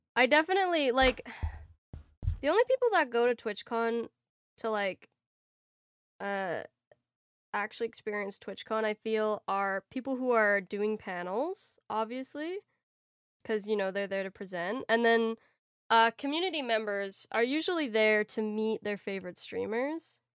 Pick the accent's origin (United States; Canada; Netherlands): Canada; as a Canadian